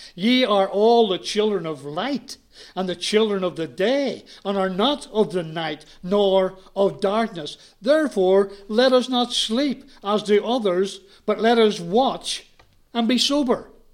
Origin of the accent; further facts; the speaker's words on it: Belfast, Northern Ireland, United Kingdom; moved away; I was brought up in Ireland. I was brought up in Belfast.